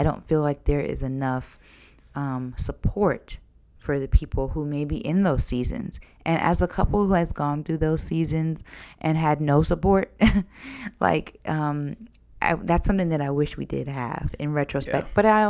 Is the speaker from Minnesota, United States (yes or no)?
no; Georgia, United States; Sometimes you were raised in New York and I was raised in Georgia.